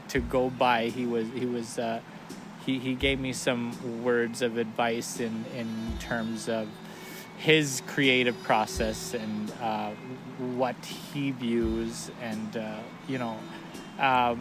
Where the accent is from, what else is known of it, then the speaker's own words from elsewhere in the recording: Saskatchewan, Canada; also born or lived in Banff; now in Calgary, Canada; I'm from Soto First Nation, Saskatchewan. I'm Plains